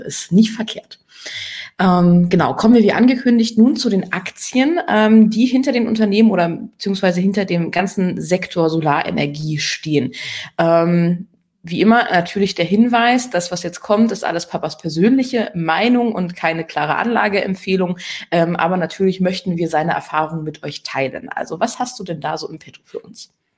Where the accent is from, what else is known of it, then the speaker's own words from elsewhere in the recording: Germany; hier bei uns in Deutschland